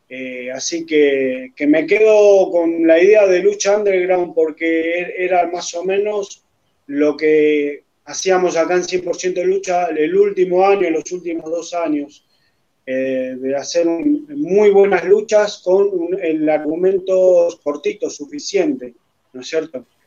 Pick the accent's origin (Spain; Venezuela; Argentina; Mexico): Argentina; acá en mi país, en Argentina